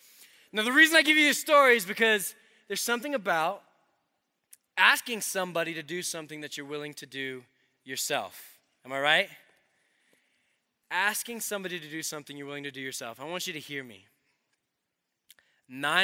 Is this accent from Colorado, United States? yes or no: yes; Colorado, United States; I'm from Colorado